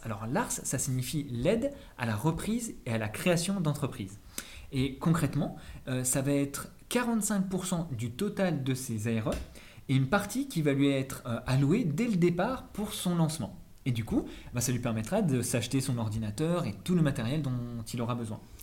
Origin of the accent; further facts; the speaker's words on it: Auvergne-Rhône-Alpes, France; je viens de Rhône-Alpes aussi